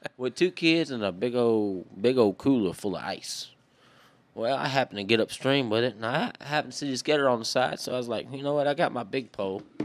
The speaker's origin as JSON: {"language": "English", "area": "Maryville", "region": "Louisiana", "country": "United States", "tie": "born or raised there", "also_born_or_lived": "Jarrett, Louisiana", "accent": "Cajun", "said": "I was raised in Maryville, Louisiana, which is just a little, little tiny, little, like, one gas station is what they got, my boy, between Dritter and Texas"}